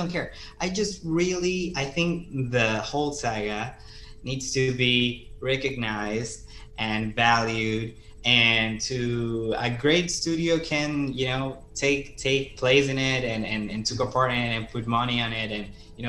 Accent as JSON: {"language": "English", "region": "Zulia", "country": "Venezuela", "moved": "yes", "said": "I'm an immigrant. I'm from Venezuela"}